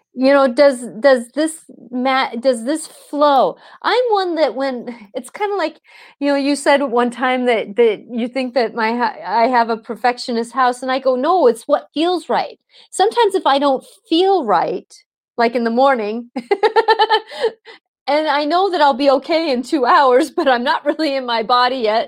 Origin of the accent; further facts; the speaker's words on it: Seattle, Washington, United States; I was in the Seattle busing situation, and so either I went to the Catholic school that was down the block, or I was bused an hour and a half